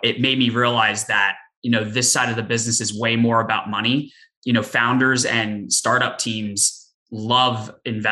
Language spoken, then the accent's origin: English; Philadelphia, Pennsylvania, United States; moved away; also born or lived in Boston; I grew up in the Philadelphia area, went to school in Boston